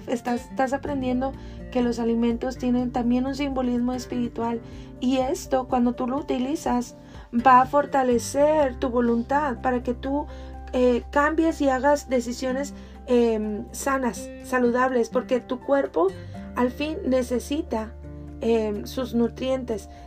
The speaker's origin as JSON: {"language": "Spanish", "country": "Mexico", "said": "yo soy mexicana"}